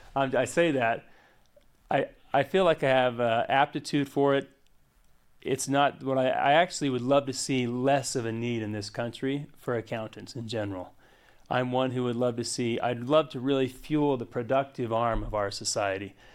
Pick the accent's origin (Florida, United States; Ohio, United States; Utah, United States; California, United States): Utah, United States; Hyde Park; I grew up in, uh, Hyde Park, Utah. I went to Skyview High School